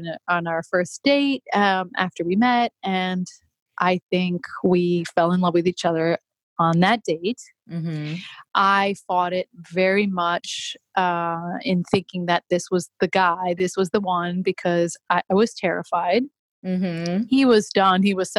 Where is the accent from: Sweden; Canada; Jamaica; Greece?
Greece; moved away as an adult; also born or lived in England; now in New York, United States; I was born in New York, but I was raised in Greece. So I left when I was very young, and I went to university in England.